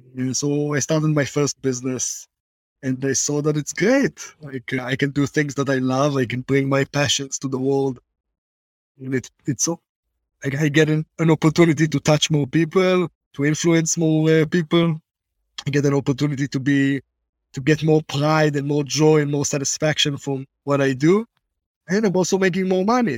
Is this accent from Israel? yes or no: yes; Israel; accent: Israeli; also born or lived in Boston, United States; I lived in Boston as a kid, and everyone told me that if I keep my Israeli accent